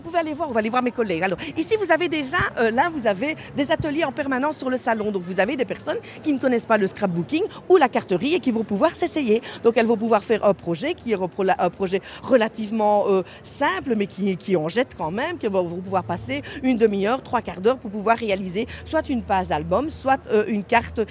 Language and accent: French; Belgium; chez nous en Belgique